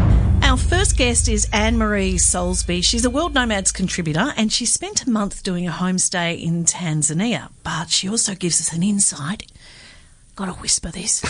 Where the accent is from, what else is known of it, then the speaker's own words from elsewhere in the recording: Tasmania, Australia; Tasmania, which is my home state